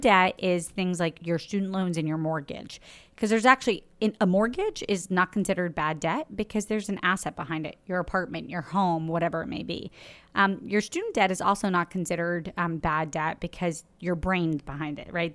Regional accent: Florida, United States; now in New York City, United States; I'm from Florida

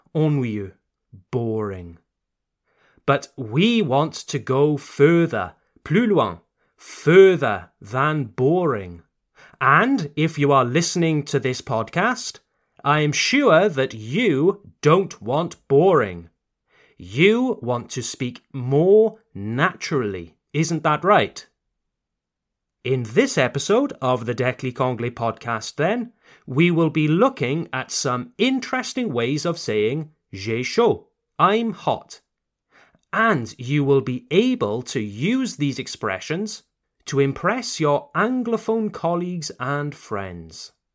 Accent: United Kingdom; You can tell that I'm British, can't you? Ça se voit que je suis britannique

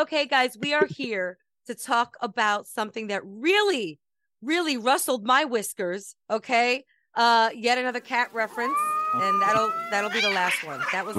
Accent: Brooklyn, New York, United States; You right, know, I know, because I'm from Brooklyn.

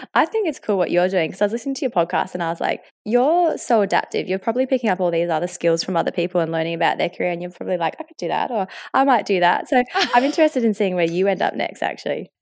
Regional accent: Australia; accent: Australian; they hear the Australian accent, they see that I'm from Australia, and they don't actually understand that I'm half Mauritian

